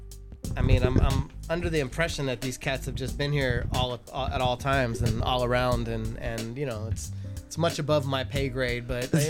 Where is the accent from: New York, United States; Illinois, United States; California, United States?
California, United States; Los Angeles; I'm from Reseda.